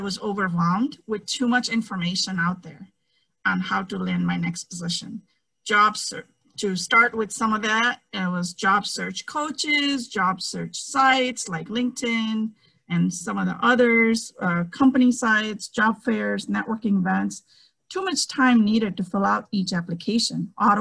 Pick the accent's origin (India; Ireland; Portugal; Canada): India; English is a second language; moved away; I'm a girl from India